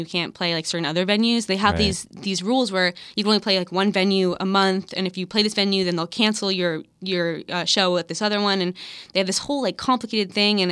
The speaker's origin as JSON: {"language": "English", "town": "Los Angeles", "region": "California", "country": "United States", "tie": "born or raised there", "said": "I'm from Los Angeles"}